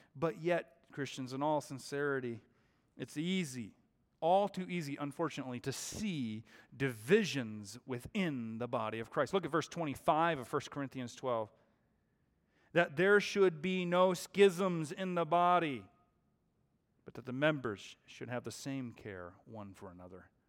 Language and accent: English; Seattle, Washington, United States; now in Arizona, United States; I was born and raised in the Seattle area.